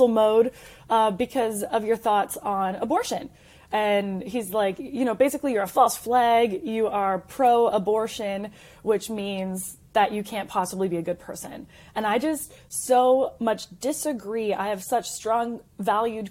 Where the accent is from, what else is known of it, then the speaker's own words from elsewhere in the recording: Canada; now in United States; I am Canadian. I'm a proud American immigrant who did it the right way